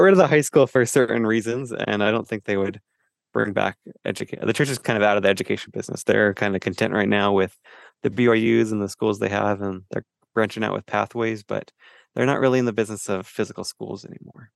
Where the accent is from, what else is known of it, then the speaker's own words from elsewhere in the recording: Idaho Falls, Idaho, United States; I grew up in Idaho Falls